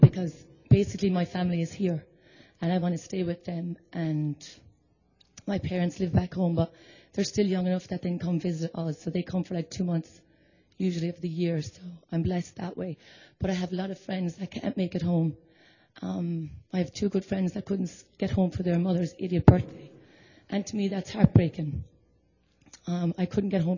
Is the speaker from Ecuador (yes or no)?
no; Ireland; now in United States; I came from Ireland 18 years ago